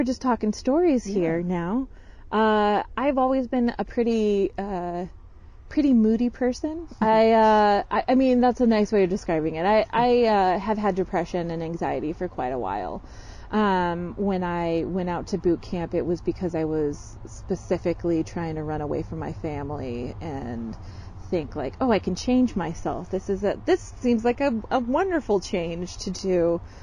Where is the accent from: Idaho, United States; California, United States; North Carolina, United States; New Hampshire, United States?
Idaho, United States; Boise; moved away as an adult; also born or lived in Lake Oswego, Oregon / Fort Collins, Colorado / Washington / Illinois; I grew up here in Boise from the age of 9, and then I left at 18.